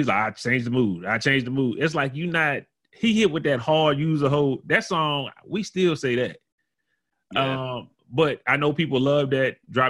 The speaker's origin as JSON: {"language": "English", "region": "the South", "country": "United States", "said": "I'm from the South"}